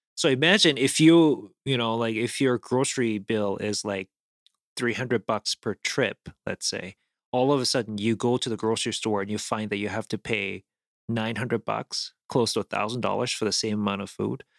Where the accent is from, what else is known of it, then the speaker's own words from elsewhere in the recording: South Korea; moved away; I grew up in South Korea where we actually have a couple food items that are bugs